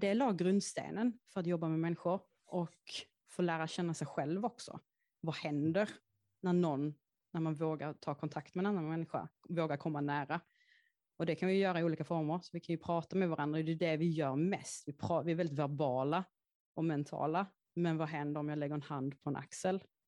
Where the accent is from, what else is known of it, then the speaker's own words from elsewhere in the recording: Häckeberga, Skåne, Sweden; Jag är uppväxt i en skog som heter Häckeberga och ligger i Skåne